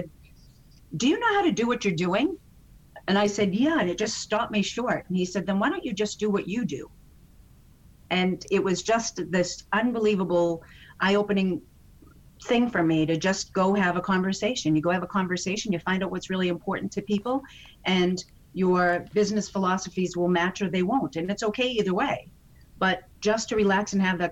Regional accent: Boston, Massachusetts, United States; I'm from Boston

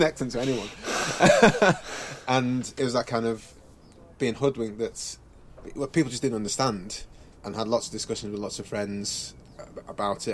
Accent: England, United Kingdom; first language English; also born or lived in Nigeria; I was born in Nigeria. We came to England when I was like two years old.

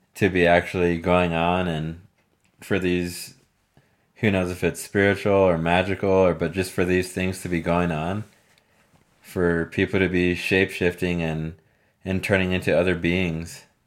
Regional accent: Texas, United States; moved away; I wouldn't say born and raised in Texas, but being from Texas and living in Texas on and off throughout my life

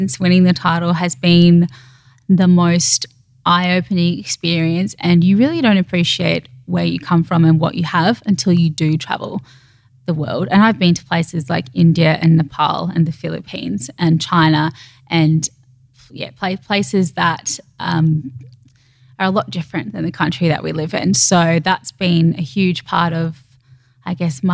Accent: Queensland, Australia; now in Sydney, Australia; being a Queenslander originally

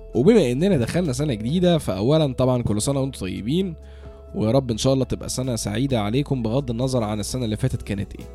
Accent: Egypt; إحنا كمصريين

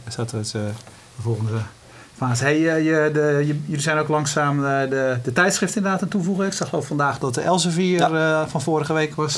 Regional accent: Netherlands; we zijn Hollanders

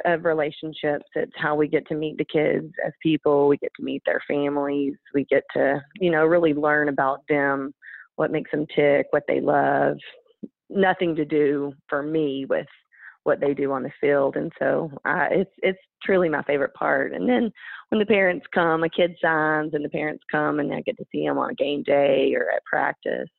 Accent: Dimmitt, Texas, United States; moved away; I grew up in Dimmitt, Texas. It's a little bitty farming community

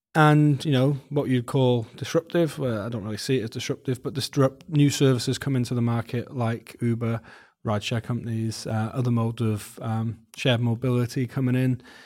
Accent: Wales, United Kingdom; moved away as an adult; now in New Zealand; I grew up in Wales

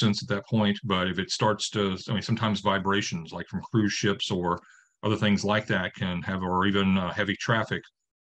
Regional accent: Northeast Louisiana, United States; moved away as an adult; I grew up here in Northeast Louisiana and moved off and worked for the past 20 years in preservation organizations

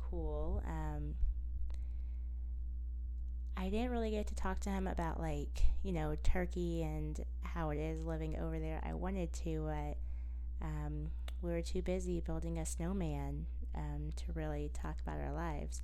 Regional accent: United States; I'm from America

